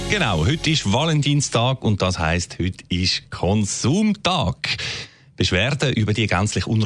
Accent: Switzerland; ich als Schweizer darf das sagen

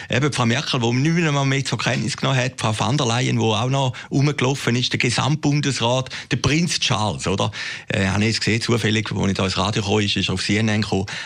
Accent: Switzerland; Also, irgendwie sind wir Schweizer gleich ein bisschen stolz, dass es das Davos gibt, oder?

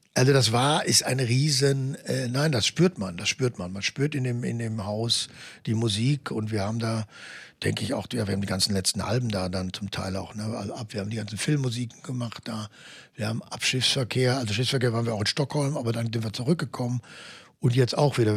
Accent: Germany; ich natürlich als Deutscher

